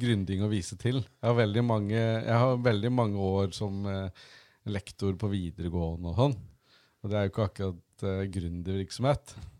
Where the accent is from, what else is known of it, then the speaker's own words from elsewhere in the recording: Gjøvik, Innlandet, Norway; moved away as an adult; also born or lived in Oslo; Jeg kommer fra Gjøvik og bodd i Oslo mange år